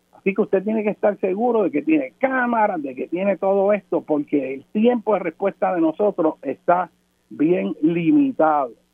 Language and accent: Spanish; Puerto Rico; la mayor parte de la generación que está creciendo en Puerto Rico, que es la nuestra